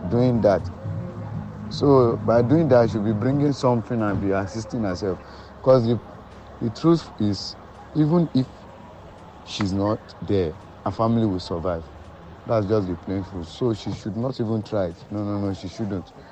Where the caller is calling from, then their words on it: Ikotun-Egbe, Lagos, Nigeria; this is the I'm speaking from Ikotunigbe.